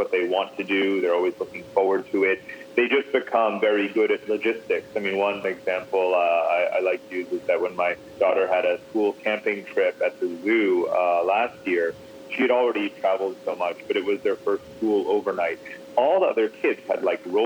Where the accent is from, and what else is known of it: United States; moved away